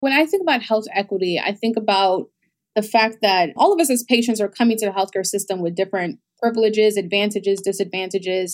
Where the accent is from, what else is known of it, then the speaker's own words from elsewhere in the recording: New York City, New York, United States; also born or lived in Bahamas; I was actually born in the Bahamas, um, my, my mom moved to the United States and with me when I was eight months old, so I grew up in New York in the Bronx